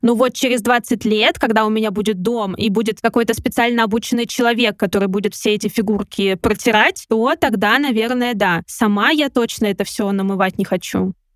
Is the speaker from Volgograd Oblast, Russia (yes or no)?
yes; Kamyshin, Volgograd Oblast, Russia; я из Камышина